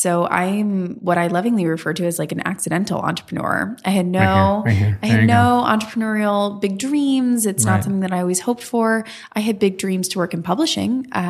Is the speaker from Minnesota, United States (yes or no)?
no; West Palm Beach, Florida, United States; moved away as an adult; now in New York City, United States; I'm originally from Florida.